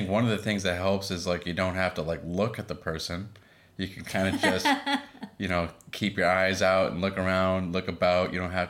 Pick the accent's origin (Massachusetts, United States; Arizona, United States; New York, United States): Massachusetts, United States; Boston; moved away as an adult; also born or lived in Los Angeles; now in San Diego, United States; As Ruby said, that's my wife. I'm her husband. I'm originally from Boston, Massachusetts, and went to school there, grew up there with a Greek family.